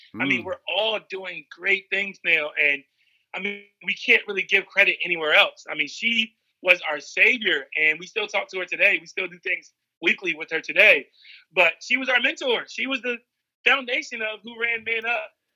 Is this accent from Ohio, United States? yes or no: no; Seaford, Delaware, United States; growing up in Seaford, Delaware